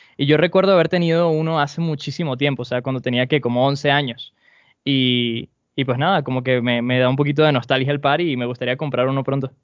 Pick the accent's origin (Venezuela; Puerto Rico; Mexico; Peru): Venezuela